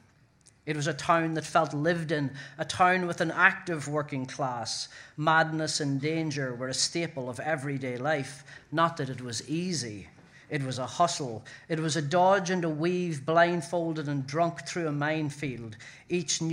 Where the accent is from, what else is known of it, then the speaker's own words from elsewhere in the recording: Ireland; now in New York, United States; I am an Irish writer in New York